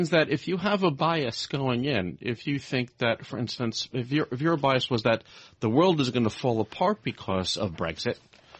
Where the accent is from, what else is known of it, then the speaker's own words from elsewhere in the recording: Brooklyn, New York, United States; also born or lived in Manhattan / Tokyo / London; now in Henderson, United States; I grew up on the East Coast. I grew up in Brooklyn, lived in Manhattan. I lived in Tokyo. I lived in London. We now live most of the time in Henderson, Nevada.